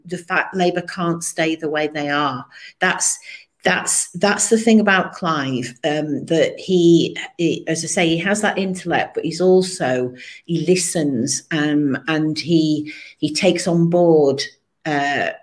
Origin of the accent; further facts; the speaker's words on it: Manchester, North West England, United Kingdom; also born or lived in Colne Valley; now in Linthwaite, United Kingdom; I was born in Manchester, I said, and I've lived in Cone Valley for 30 years.